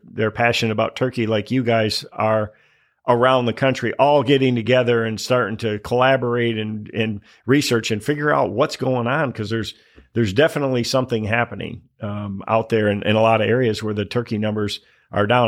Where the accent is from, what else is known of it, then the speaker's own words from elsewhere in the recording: Michigan, United States; growing up in Michigan